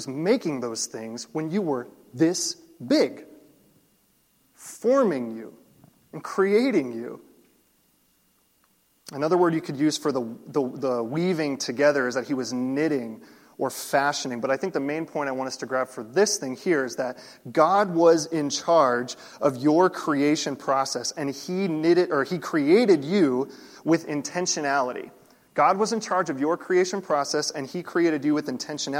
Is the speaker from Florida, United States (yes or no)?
yes; Florida, United States; I grew up in Florida